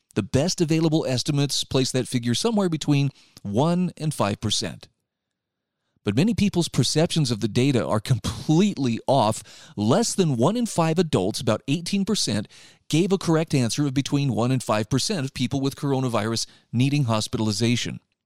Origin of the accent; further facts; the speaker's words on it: Utah, United States; my home state of Utah